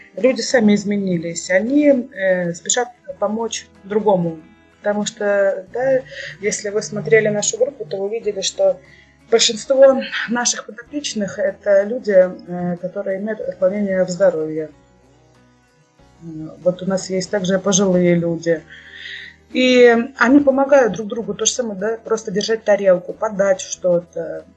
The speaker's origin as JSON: {"language": "Russian", "region": "Kursk Oblast", "country": "Russia", "tie": "born or raised there", "lives_now": "Kursk, Russia", "said": "Сама родом я из Курской области, из многодетной семьи"}